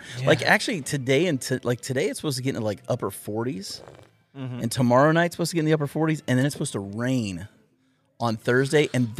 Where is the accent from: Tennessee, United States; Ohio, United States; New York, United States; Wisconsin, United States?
Ohio, United States; moved away as an adult; I grew up in Northern Ohio. So yeah. I went to high school in Northern Ohio and we moved down here